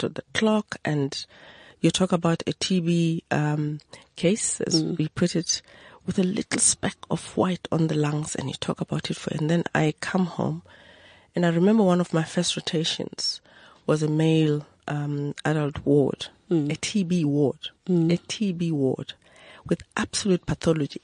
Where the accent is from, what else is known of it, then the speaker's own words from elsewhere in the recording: Lesotho; moved away as an adult; also born or lived in Adelaide, Australia; now in South Africa; I grew up in Lesotho, actually, mm-hmm. Born of parents that settled there